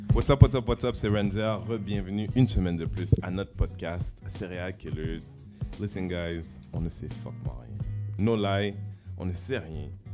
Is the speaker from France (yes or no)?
no; Haiti; accent: Creole; first language Haitian Creole; French is a second language; now in Quebec, Canada; les Haïtiens on parle comme on parle, c'est que notre langue maternelle